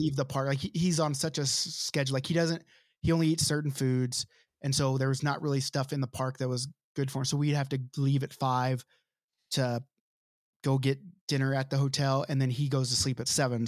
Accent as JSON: {"language": "English", "country": "United States", "said": "I'm a white person. I'm American."}